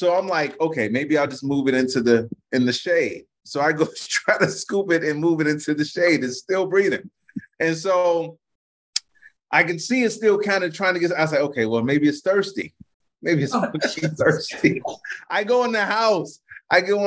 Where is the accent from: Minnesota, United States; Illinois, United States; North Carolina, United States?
Illinois, United States; Chicago; growing up in Chicago